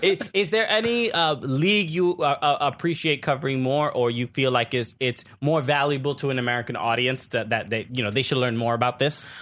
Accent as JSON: {"language": "English", "country": "Dominican Republic", "said": "am Dominican."}